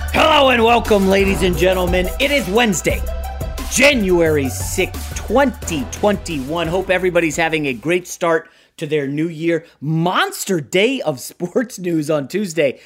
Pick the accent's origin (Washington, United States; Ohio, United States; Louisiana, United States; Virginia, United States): Virginia, United States; now in Los Angeles, United States; I got my driver's license as a young guy growing up in Virginia